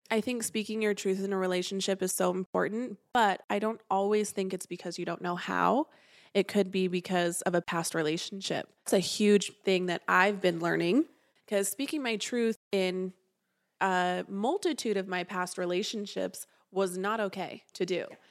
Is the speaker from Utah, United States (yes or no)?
yes; St. George, Utah, United States; I grew up down in Saint George, Utah.